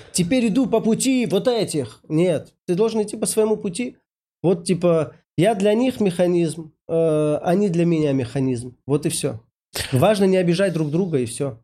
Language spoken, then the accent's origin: Russian; Saint Petersburg, Russia; я, значит, из Питера